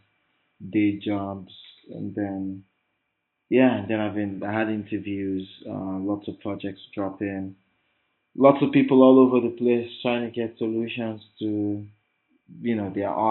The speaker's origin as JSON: {"language": "English", "region": "Lagos", "country": "Nigeria", "said": "In my life in this Lagos"}